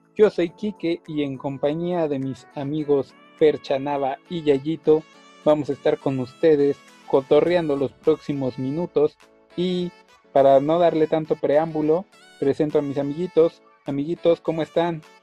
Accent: Mexico; nosotros como mexicanos

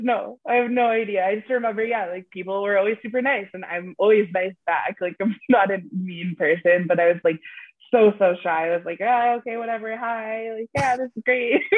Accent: United States; now in Canada; I am originally American. So when I moved to Canada

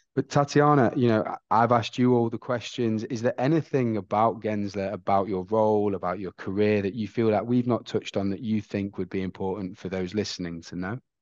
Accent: England, United Kingdom; I'm from England

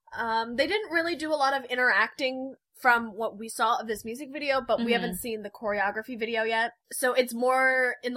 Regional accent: Michigan, United States; accent: Midwestern; now in Florida, United States; I'm from Michigan

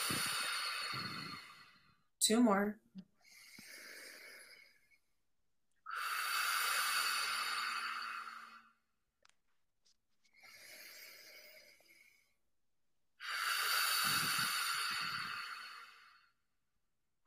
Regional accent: Midwest, United States; I grew up in the Midwest

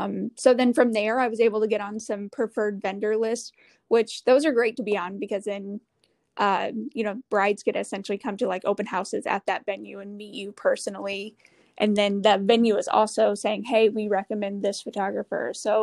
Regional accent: Midwest, United States; but I'm from the Midwest, so a little bit of snow isn't going to scare me.

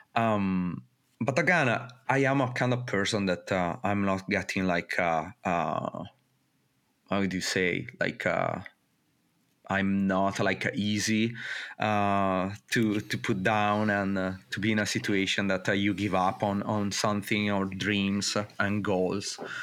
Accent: northern Italy, Italy; moved away as an adult; also born or lived in Mexico; growing up in Italy

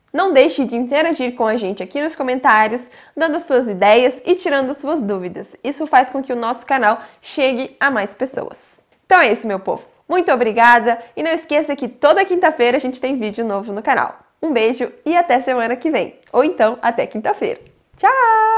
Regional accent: near Urupema, Santa Catarina, Brazil; moved away; also born or lived in Malicuia (unclear ASR); Urupema é a cidade muito próxima à minha cidade natal

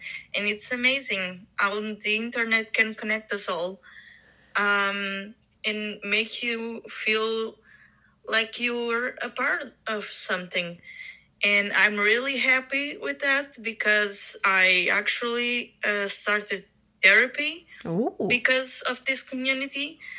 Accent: Portugal; from Portugal.

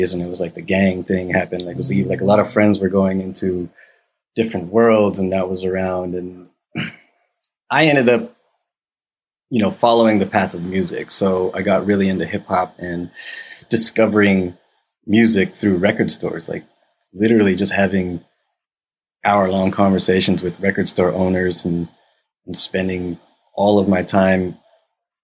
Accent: United States

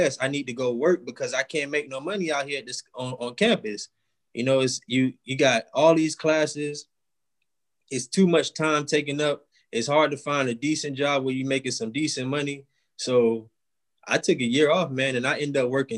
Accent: Miami, Florida, United States; also born or lived in Jacksonville, Florida; I'm a guy from Miami, Florida

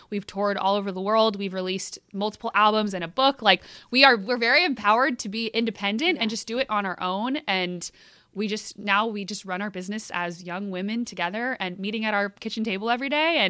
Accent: Sacramento area, Northern California, United States; we grew up in Northern California, in the Sacramento area. We didn't really have any connections to the music industry. Like, our town was not about that at all. We were a seven-hour drive from Los Angeles

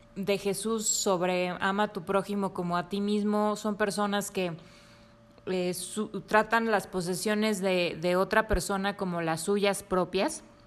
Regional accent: Mexico; nosotros em, como mexicanos

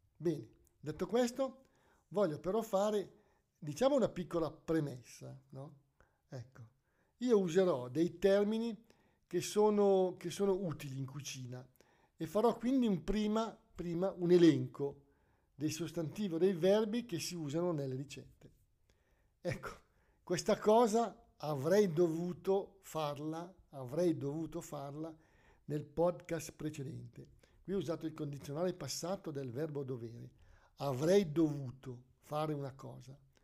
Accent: Lombardy, Italy; Noi siamo, siamo lombardi

